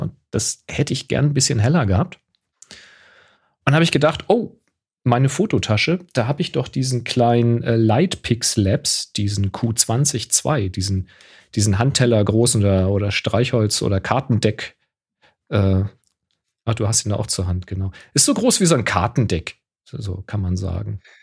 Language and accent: German; Hamburg, Germany; zu meiner Kindheit in Hamburg